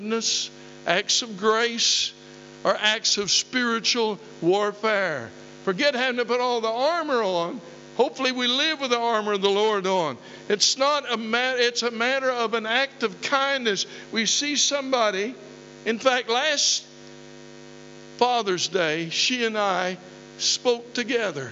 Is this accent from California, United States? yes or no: no; southeastern Oklahoma, United States; moved away as an adult; now in United Kingdom; two country kids from southeastern Oklahoma